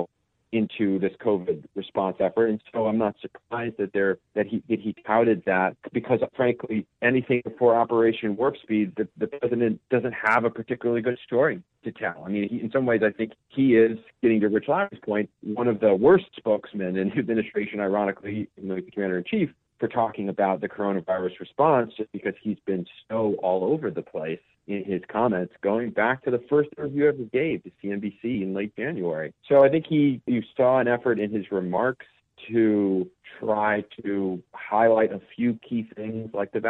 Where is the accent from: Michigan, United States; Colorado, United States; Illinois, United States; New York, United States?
Michigan, United States; my home state of Michigan